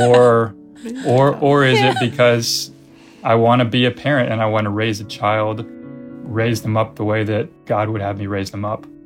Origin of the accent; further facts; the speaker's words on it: United States; moved away as an adult; also born or lived in China; I'm American